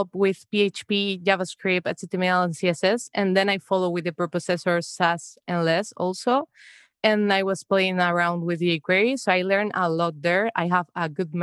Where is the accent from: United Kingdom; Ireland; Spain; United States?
Spain; moved away as an adult; now in Amsterdam, Netherlands; I'm from Spain, but now I'm living in the Netherlands.